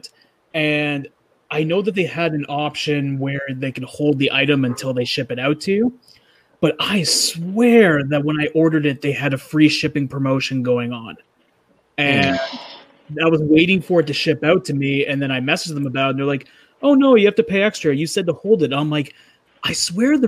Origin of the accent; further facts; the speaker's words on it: Canada; I'm a Canadian